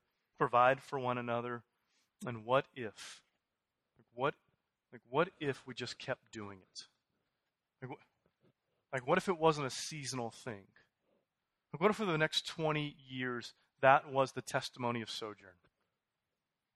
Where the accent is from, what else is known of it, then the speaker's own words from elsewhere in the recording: Houston, Texas, United States; moved away as an adult; I'm from Houston. We were gone for 8 years. I came in 10 months ago